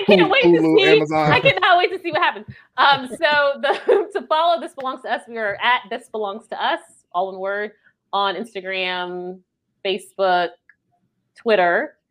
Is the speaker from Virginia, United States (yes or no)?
no; Maryland, United States; now in North Carolina, United States; So I do live in North Carolina. Mm. Although I'm from Maryland, but I do live in North Carolina.